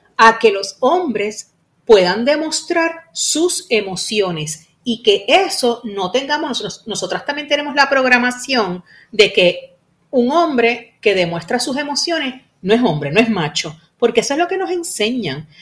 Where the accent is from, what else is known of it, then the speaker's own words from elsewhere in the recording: Puerto Rico; como decimos aquí en Puerto Rico